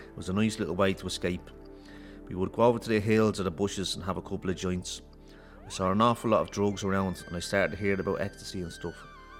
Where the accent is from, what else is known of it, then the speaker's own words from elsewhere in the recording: Ballymun, Leinster, Ireland; I grew up in Ballymun.